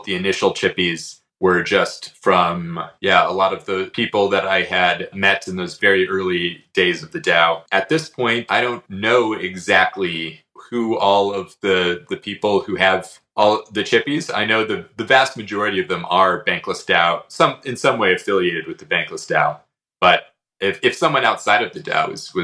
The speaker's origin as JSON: {"language": "English", "region": "Arizona", "country": "United States", "tie": "born or raised there", "also_born_or_lived": "South Korea / Myanmar", "moved": "as an adult", "said": "But I'm American. I grew up in Arizona"}